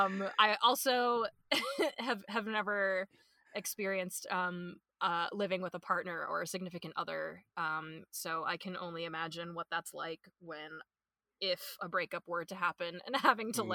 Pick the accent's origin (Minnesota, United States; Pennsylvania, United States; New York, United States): Minnesota, United States; born and raised in Minnesota